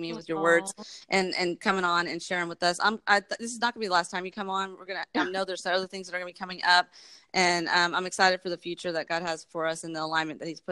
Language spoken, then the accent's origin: English; Texas, United States; also born or lived in New York / Germantown, Tennessee; we moved to Texas